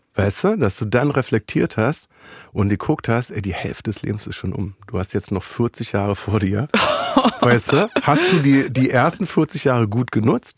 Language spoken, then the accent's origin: German; Berlin, Germany; ich komme aus Berlin